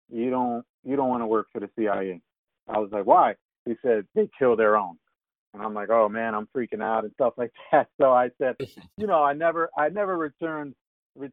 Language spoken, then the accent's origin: English; United States; moved away; I'm originally from New York, New Jersey